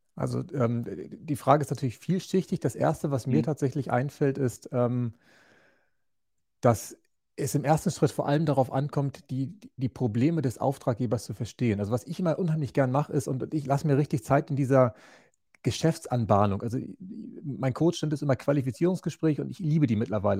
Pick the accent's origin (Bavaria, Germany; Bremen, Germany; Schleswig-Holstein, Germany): Schleswig-Holstein, Germany; moved away as an adult; Ursprünglich ja. komme ich vom äh, Bauernhof aus Großvolsche. Das ist im äh, in der Mitte Schleswig-Holsteins